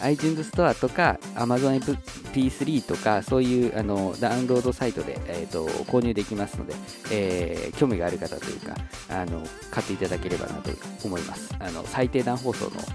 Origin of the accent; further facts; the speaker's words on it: Okayama, Japan; 僕の地元の岡山だったらきびだんごとかだと思うんですけれども